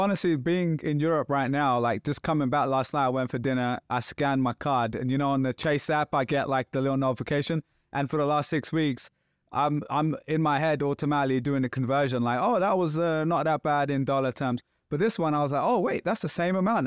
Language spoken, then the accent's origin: English; London, United Kingdom; I'm from London